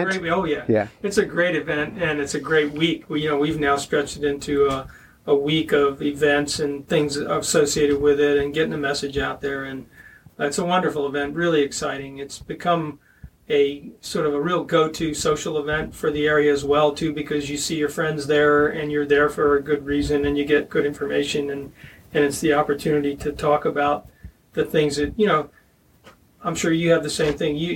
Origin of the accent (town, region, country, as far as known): Pennsylvania, United States